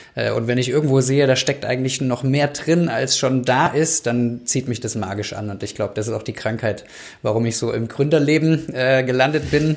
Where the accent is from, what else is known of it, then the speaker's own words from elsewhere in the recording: Germany; eigentlich will ich doch da wirken, wo ich herkomme. Und dann mussten wir zum Leidwesen meiner Frau zurück